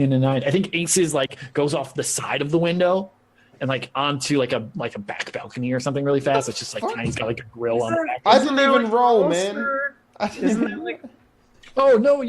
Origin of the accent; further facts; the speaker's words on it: Midwest, United States; I'm from the Midwest